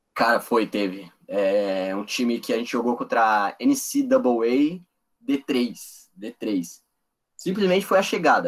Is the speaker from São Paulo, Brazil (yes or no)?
yes; São Paulo, Brazil; moved away as an adult; also born or lived in West Burlington, Iowa; Eu sou de São Paulo